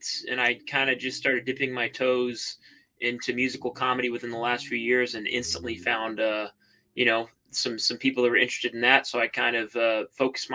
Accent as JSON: {"language": "English", "town": "Chattanooga", "region": "Tennessee", "country": "United States", "tie": "born or raised there", "also_born_or_lived": "Red Bank, Tennessee", "said": "I grew up in the Hickson area. I went to Soddy Daisy High School"}